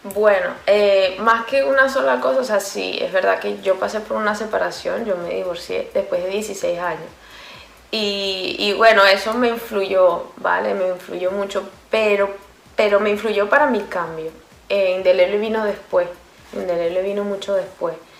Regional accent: Venezuela; moved away; yo vengo de Venezuela, y en Venezuela se inventan los nombres

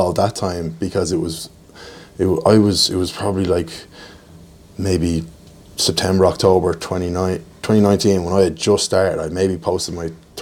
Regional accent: Ashbourne, County Meath, Ireland; we're from Ashburn or from Mead

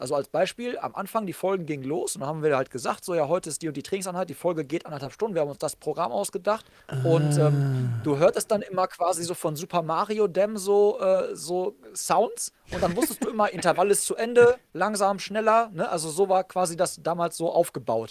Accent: Hagen, North Rhine-Westphalia, Germany; meiner Heimatstadt Hagen

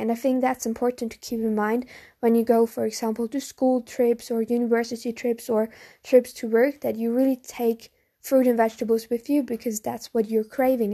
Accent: Germany; I'm from Germany

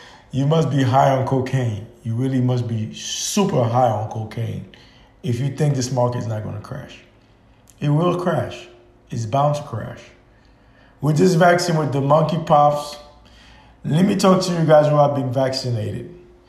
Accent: Haiti; now in United States

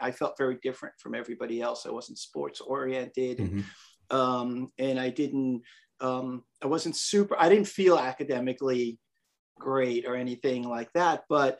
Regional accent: New York City, New York, United States; moved away as an adult; also born or lived in Westchester, New York; now in Monterey, United States; I live in Monterey, California. But if you can tell from the way I say that, you can tell I am from New York, where I'm born and raised. I'm a Queens boy. And I grew up in Flushing, Queens. I was born in Flushing Hospital.

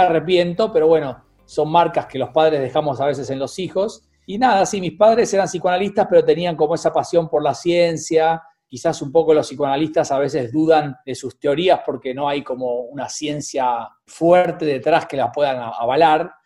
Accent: Buenos Aires, Argentina; como porteño y argentino

